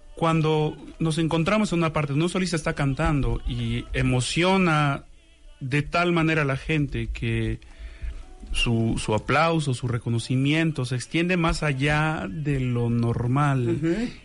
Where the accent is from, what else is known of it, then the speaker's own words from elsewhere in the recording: Xalapa, Veracruz, Mexico; yo soy originario de Jalapa, Veracruz.